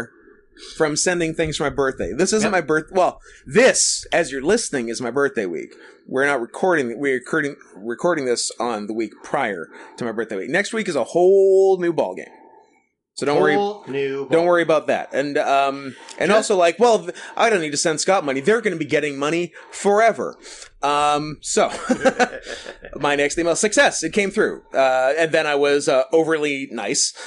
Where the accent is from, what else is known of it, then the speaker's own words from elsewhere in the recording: Canada; we're from Canada